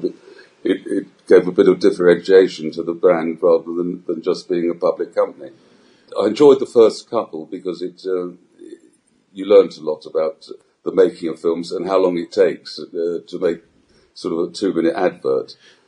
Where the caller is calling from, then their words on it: Gibraltar; Yes, I'm speaking from Gibraltar.